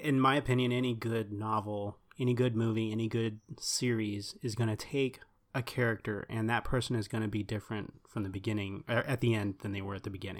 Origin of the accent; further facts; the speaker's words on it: Texas, United States; We're from Texas